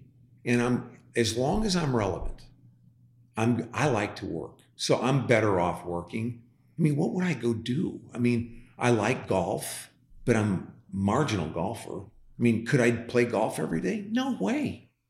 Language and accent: English; Midwest, United States; I come from the Midwest. People welcome you here.